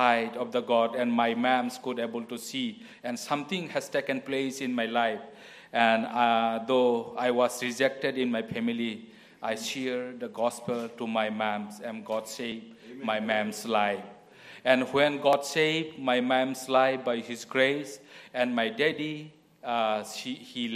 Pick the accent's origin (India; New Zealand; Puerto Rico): India; moved away; I am from India